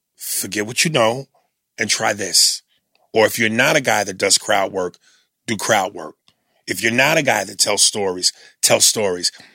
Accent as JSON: {"language": "English", "town": "New York City", "region": "New York", "country": "United States", "said": "being a New Yorker"}